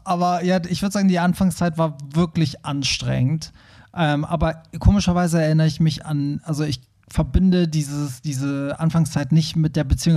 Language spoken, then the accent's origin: German; Iran; moved away; meine Eltern, wir kommen ja aus dem Iran